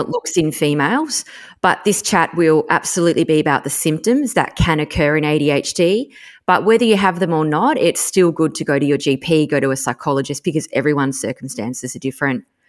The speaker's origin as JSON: {"language": "English", "region": "Tasmania", "country": "Australia", "tie": "born or raised there", "said": "I grew up in Tassie"}